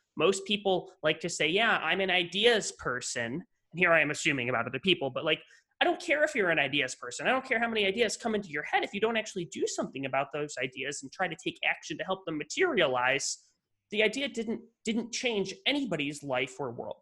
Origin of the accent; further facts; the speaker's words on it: western New York State, United States; moved away; I grew up in New York, but not New York, not the New York you're thinking of, the complete opposite side of the state